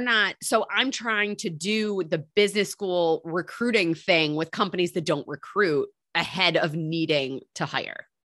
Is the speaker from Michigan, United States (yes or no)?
yes; Michigan, United States; moved away as an adult; now in New York City, United States; I grew up in Michigan